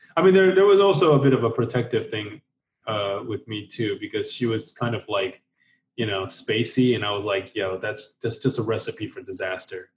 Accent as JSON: {"language": "English", "country": "Taiwan", "tie": "born or raised there", "moved": "yes", "said": "I was born in Taiwan"}